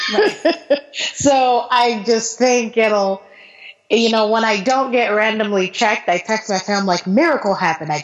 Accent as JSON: {"language": "English", "country": "United States", "moved": "as an adult", "lives_now": "Qatar", "said": "I'm an American"}